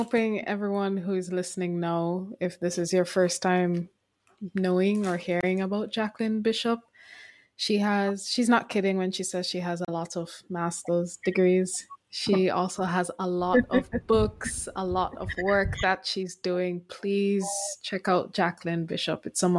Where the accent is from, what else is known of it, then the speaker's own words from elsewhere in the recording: Jamaica; Our voices as Jamaican women